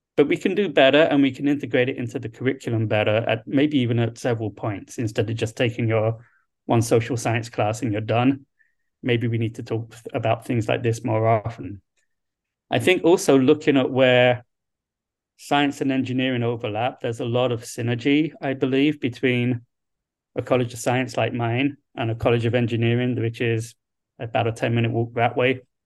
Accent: London, United Kingdom; moved away as an adult; also born or lived in Liverpool / Hawaii / Little Rock, Arkansas / Duluth, Minnesota; now in Toledo, United States; I grew up in London, England. So, um, I'm a, I'm a long way from my home

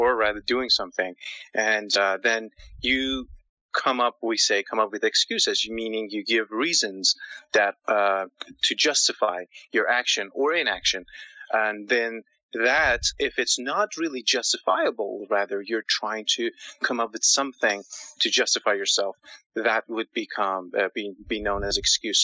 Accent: India; also born or lived in Canada; now in Toronto, Canada; Originally, I'm from India.

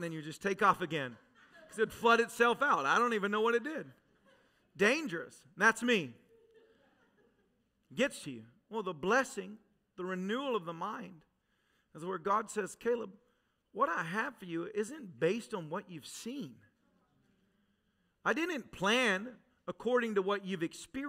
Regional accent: Tennessee, United States; moved away; I was raised in Tennessee.

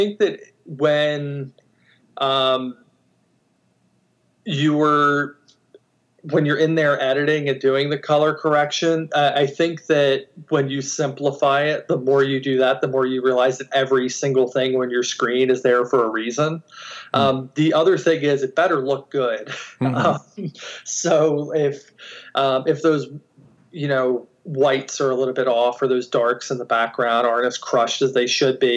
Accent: Baltimore, Maryland, United States; I'm from Baltimore, which is in Maryland on the East Coast

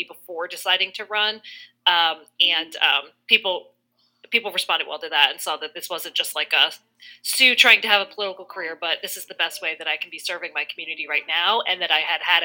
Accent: New Providence, New Jersey, United States; moved away as an adult; now in Providence, United States; I'm actually from a small town in New Jersey called New Providence

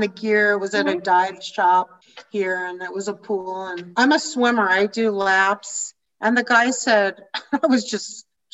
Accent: Denver, Colorado, United States; accent: American; moved away as an adult; also born or lived in Chicago; I'm from Denver

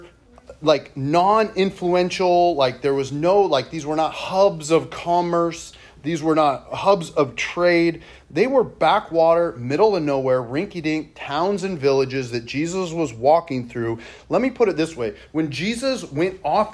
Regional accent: Monroe, United States; I'm from Monroe

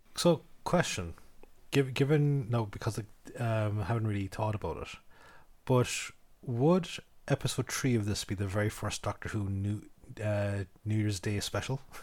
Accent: Ireland; we're Irish

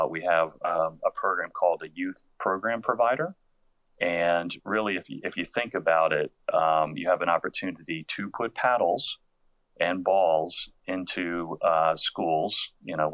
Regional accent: Silver Spring, Maryland, United States; I grew up in Silver Spring

